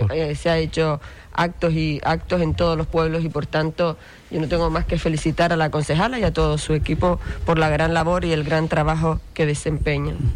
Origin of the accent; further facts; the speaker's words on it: Canary Islands, Spain; accent: Canarian; nuestras tradiciones, nuestra cultura, nuestro acento